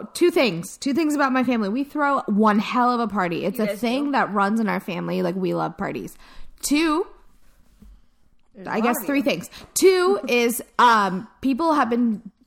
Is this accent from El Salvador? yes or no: yes; El Salvador; I'm from El Salvador